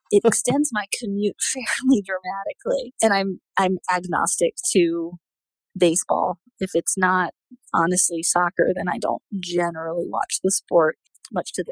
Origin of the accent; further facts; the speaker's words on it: Southeast, United States; accent: Southern; So I grew up in the Southeast, but I've worked really hard to get rid of my Southern accent.